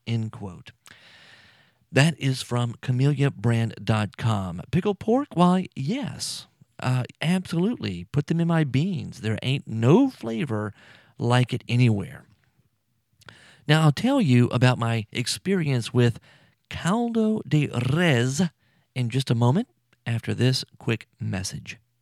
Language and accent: English; South Louisiana, United States; I'm from here. I'm from Louisiana, South Louisiana